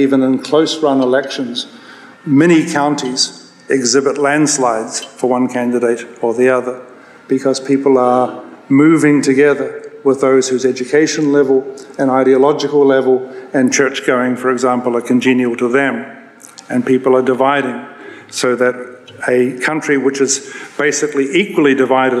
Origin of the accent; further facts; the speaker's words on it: New Zealand; now in United States; I'm a New Zealander